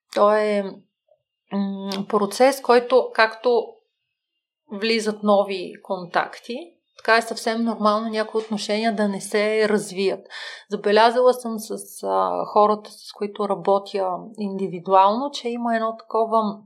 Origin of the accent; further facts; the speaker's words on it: Bulgaria; аз съм от България, кариерен консултант